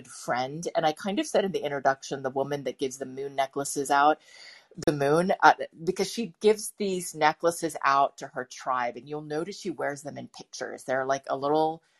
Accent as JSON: {"language": "English", "region": "East Coast", "country": "United States", "tie": "born or raised there", "also_born_or_lived": "San Francisco", "said": "I was born in San Francisco but raised completely on the East Coast, so I have this kind of weird um, imagination when it comes to California"}